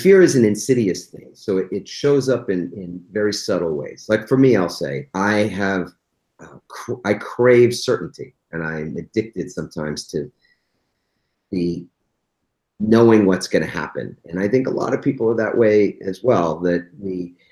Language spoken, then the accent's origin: English; East Coast, United States; I grew up on the East Coast